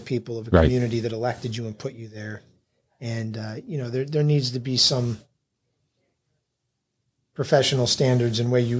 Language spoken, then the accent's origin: English; outside of New York City, United States; moved away as an adult; now in Geneva, United States; I grew up outside of New York City.